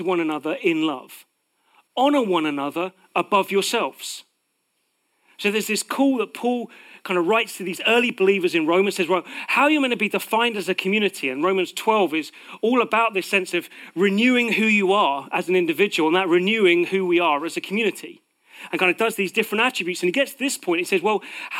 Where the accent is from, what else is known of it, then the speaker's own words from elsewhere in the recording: United Kingdom; Part of being British is that we live with a sense of false humility